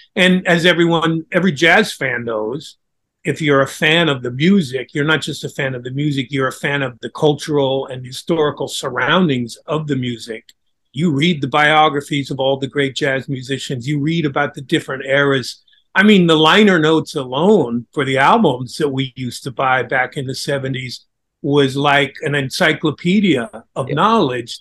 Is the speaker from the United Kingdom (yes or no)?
no; Pacific Northwest, United States; I grew up in the Pacific Northwest